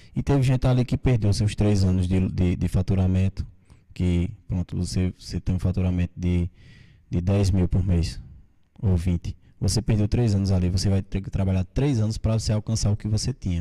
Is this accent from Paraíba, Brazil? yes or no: yes; Monteiro, Paraíba, Brazil; eu sou nascido aqui em Monteiro, né? Meus pais também.